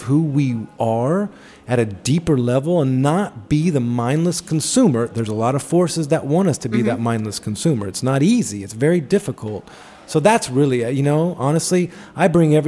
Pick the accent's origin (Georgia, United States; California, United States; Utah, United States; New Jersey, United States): Georgia, United States; Atlanta; moved away; I grew up in Atlanta